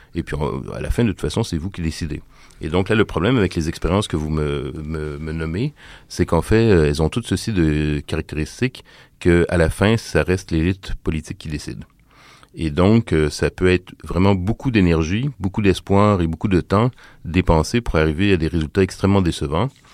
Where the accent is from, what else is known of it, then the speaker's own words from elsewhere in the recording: Quebec, Canada; la, loi du baillon qu'on a euh, chez nous au Québec